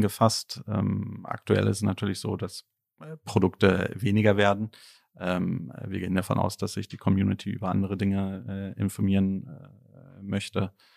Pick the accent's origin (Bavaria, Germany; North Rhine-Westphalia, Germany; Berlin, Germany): Berlin, Germany; ich bin ja Berliner, auch in Berlin geboren